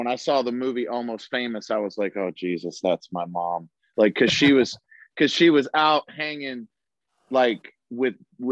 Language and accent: English; Chicago, Illinois, United States; my family is all athletes, and I grew up in Chicago